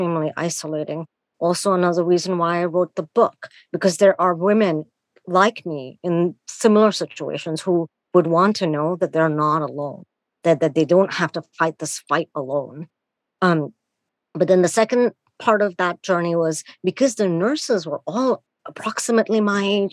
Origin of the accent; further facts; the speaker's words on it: India; moved away; I'm born and raised in India